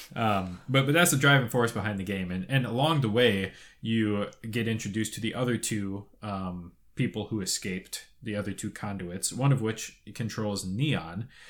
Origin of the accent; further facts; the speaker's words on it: Toronto, Ontario, Canada; I'm from Toronto.